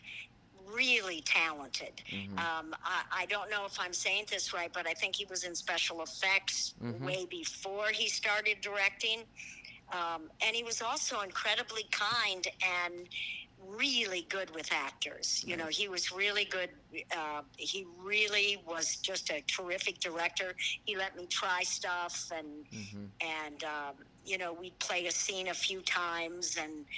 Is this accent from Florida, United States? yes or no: no; Minnesota, United States; moved away as an adult; also born or lived in Columbia, Missouri; I'm originally from Minnesota